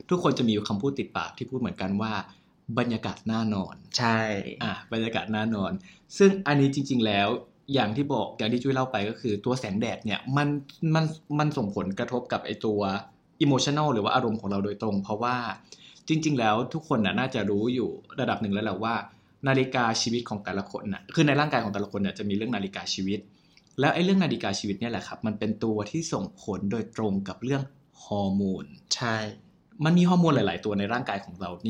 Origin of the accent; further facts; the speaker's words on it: Thailand; เพราะว่าเราก็เกิดและโตที่ไทยเนาะ